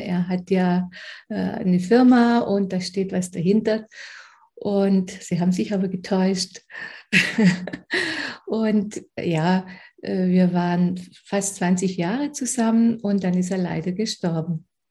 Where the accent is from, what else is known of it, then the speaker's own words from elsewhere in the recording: Aulendorf, Baden-Württemberg, Germany; ich komme aus Aulendorf, das ist in Oberschwaben in der Nähe von Ravensburg